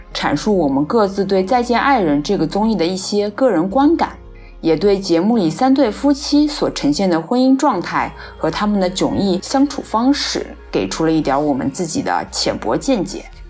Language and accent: Chinese; China; 因为国内其实我们中国人不太就是愿意把离婚这件事情放到一些台面和大众的视野上面来讲嘛